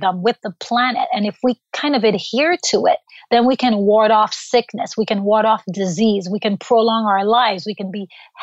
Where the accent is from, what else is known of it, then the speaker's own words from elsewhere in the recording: Haiti; moved away; growing up in Haiti, third world country